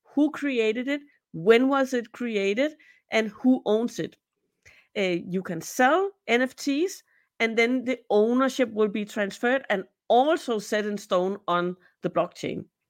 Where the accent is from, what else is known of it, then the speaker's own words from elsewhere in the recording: Denmark; also born or lived in Peru; I'm from Denmark, so I live in Copenhagen